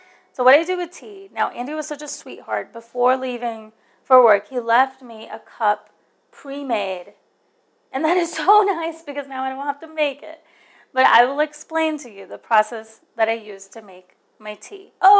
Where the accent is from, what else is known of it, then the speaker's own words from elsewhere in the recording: India; Now, I'm from India, so I like my chai.